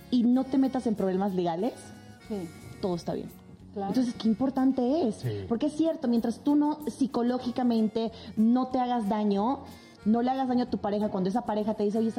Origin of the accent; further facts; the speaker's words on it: Mexico; hablando de las cuestiones culturales de nuestro México, ¿qué crees que nos haga falta como mexicanos para poder ahora sí abrirnos?